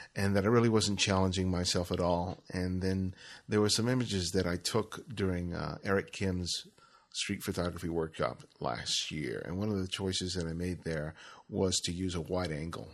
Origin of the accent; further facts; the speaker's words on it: Los Angeles, California, United States; when I grew up in Los Angeles, I grew up in South L